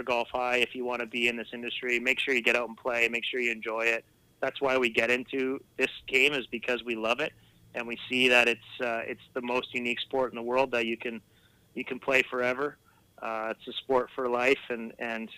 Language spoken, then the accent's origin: English; Saskatchewan, Canada; now in West Coast; Growing up in Saskatchewan